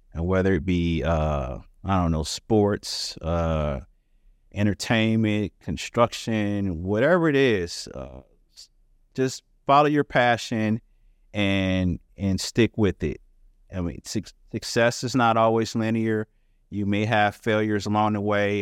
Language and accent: English; Detroit, Michigan, United States; I'm from the Detroit area, uh, the Motor City